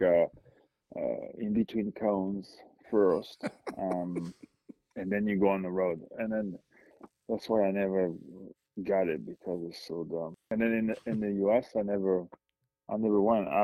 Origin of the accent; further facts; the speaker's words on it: France; moved away; My hometown is more like 13,000 people